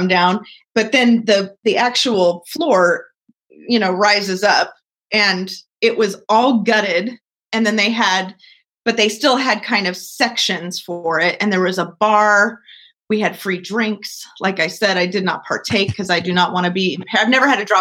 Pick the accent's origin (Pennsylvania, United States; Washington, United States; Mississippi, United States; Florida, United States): Washington, United States; Seattle; I'm from Seattle